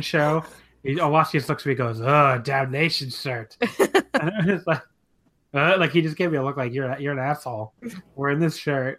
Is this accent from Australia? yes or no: no; United States; I'm from America